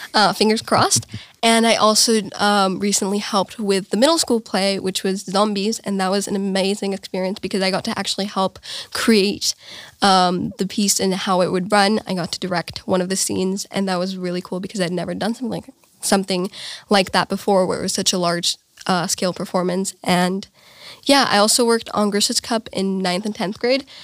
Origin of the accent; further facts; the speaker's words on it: Bavaria, Germany; I'm from Romania, uh, but I was born here in Germany.